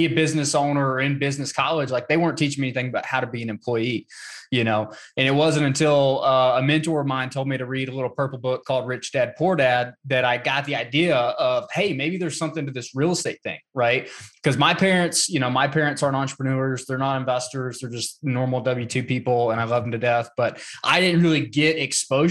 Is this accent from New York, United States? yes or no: no; North Georgia, United States; now in Atlanta, United States; I am from Georgia, born in a small town in North Georgia, currently live in Atlanta.